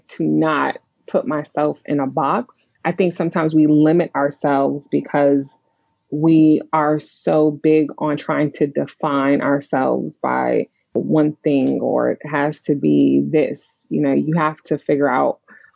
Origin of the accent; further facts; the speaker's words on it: New York City, New York, United States; I grew up in Brooklyn, New York.